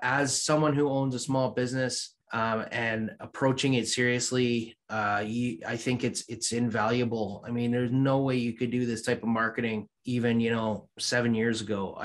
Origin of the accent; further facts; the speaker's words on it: Canada; also born or lived in Barbados; I'm a Canadian Bajan